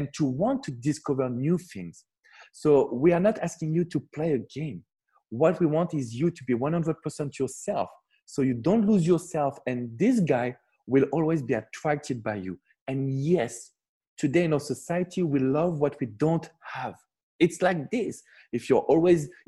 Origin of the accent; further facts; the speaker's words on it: France; I'm coming from France